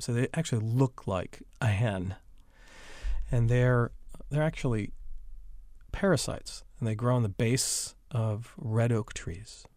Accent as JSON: {"language": "English", "region": "Wisconsin", "country": "United States", "tie": "born or raised there", "moved": "yes", "lives_now": "North Carolina, United States", "said": "I grew up in Wisconsin"}